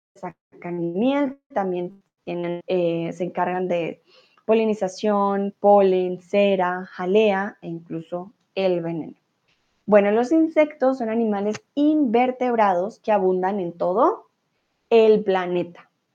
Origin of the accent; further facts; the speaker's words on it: Colombia; now in Germany; soy de Colombia, vivo en Alemania comúnmente, ahora estoy en México.